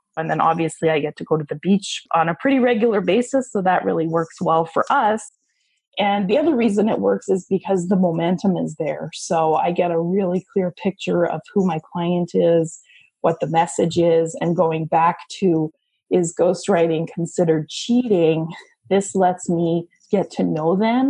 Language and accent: English; Canada; moved away as an adult; now in Tampa, United States; I'm a Canadian who moved to Tampa, Florida about 6 years ago in search of better weather and a lower cost of living